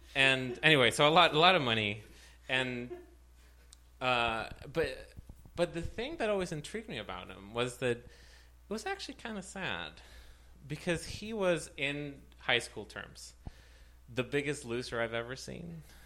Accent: Ciudad Juárez, Chihuahua, Mexico; moved away; I was raised in Juarez, in the Mexican border

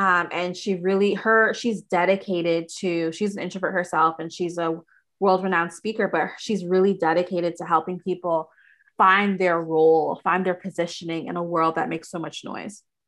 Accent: Toronto, Ontario, Canada; also born or lived in United States; I'm from Toronto, Canada

